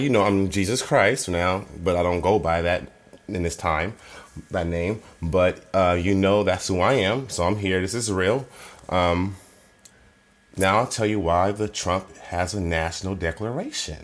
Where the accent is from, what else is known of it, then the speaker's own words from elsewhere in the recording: Oakland, California, United States; I'm from Oakland